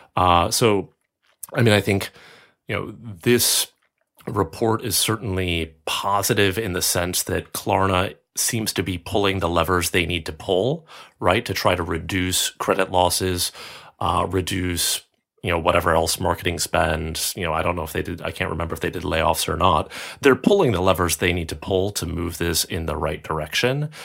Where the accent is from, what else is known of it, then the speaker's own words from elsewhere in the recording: United States; moved away as an adult; now in Europe; being American and having worked in American, uh, financial services and now living in Europe